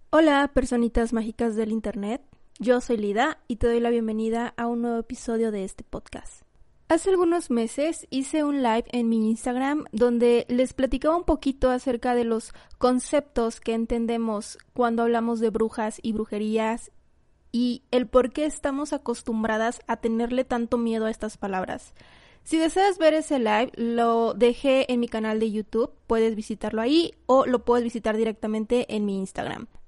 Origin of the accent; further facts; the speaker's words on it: Mexico; aquí en, en mi país, aquí en México